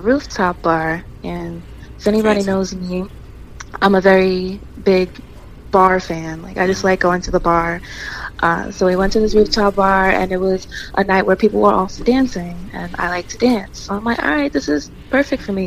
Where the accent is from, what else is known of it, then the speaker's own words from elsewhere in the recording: New Jersey, United States; I'm from North Jersey